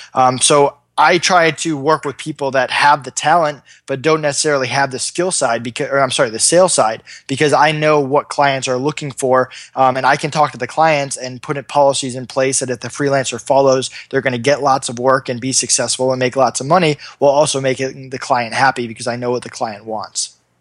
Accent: Massachusetts, United States; also born or lived in Hamden, Connecticut; I'm from Massachusetts

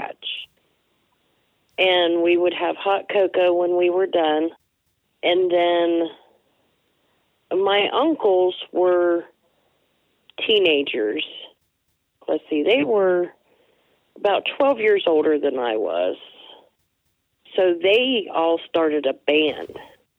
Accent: Kimbolton, Ohio, United States; also born or lived in Steubenville, Ohio / small towns between Steubenville and Canton, Ohio; when I was 7 years old, we moved to Cambridge. And, well, actually, Kimbolton, just north

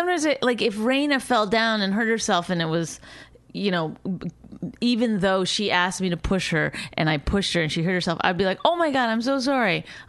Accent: Canada; I mean, I am Canadian, so we learned that word before

